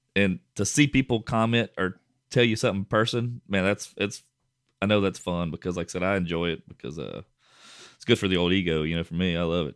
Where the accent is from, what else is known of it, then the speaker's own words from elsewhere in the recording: Westlake, Louisiana, United States; my hometown, Westlake